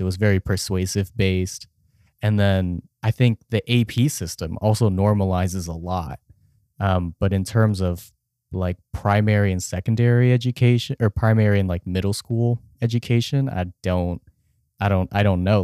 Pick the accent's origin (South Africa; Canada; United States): United States; Richardson, Texas; I grew up in Richardson, Texas, which is a suburb outside of Dallas